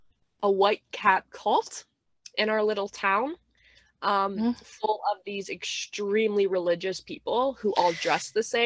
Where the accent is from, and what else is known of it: Ontario, Canada; born or raised there